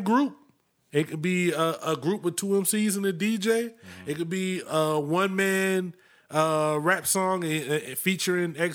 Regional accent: Florida, United States; Growing up in Florida

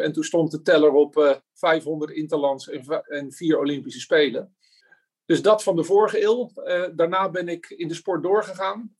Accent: Voorburg, South Holland, Netherlands; moved away as an adult; now in Oegstgeest, Netherlands; van origine kom ik uit Voorburg, randje Den Haag

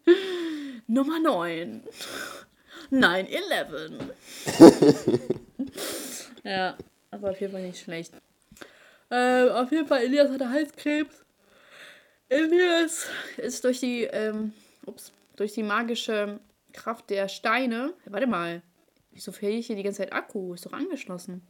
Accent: Hanover, Lower Saxony, Germany; Ich so, aus Hannover

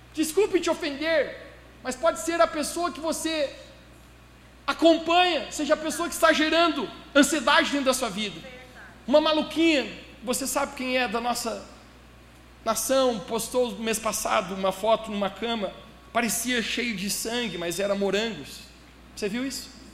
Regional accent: Brazil; A gente é brasileiro

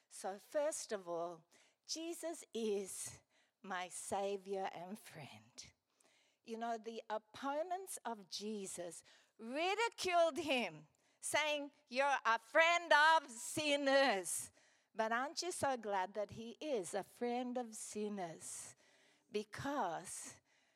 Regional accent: Gladstone, Queensland, Australia; also born or lived in Brisbane; I grew up here in Gladstone

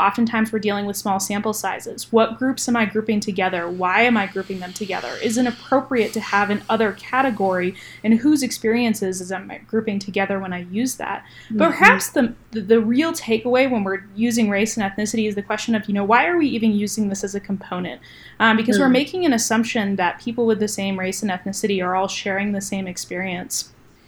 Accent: New Hampshire, United States; moved away as an adult; also born or lived in North Carolina; I grew up in New Hampshire, which is a very predominantly white state

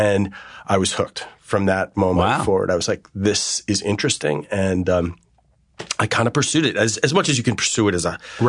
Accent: Garden City, New York, United States; I grew up on a beautiful scenic Long Island, which was an interesting place to grow up. Garden City.

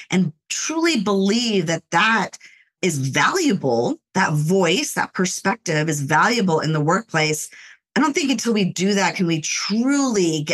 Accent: Los Angeles, California, United States; I grew up in the Los Angeles area, born in the city of Los Angeles, and I was raised there until I was around 5 or 6 years old

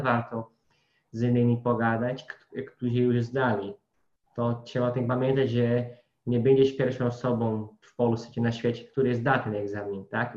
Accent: Brazil; Polish is a second language; moved away; bo jako Brazylijczyk

